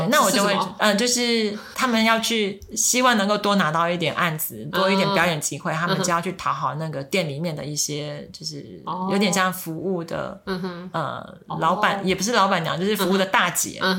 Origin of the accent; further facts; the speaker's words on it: Taiwan; 对，因为我从小是在眷村长大的，哦、所以我的台语真的很烂。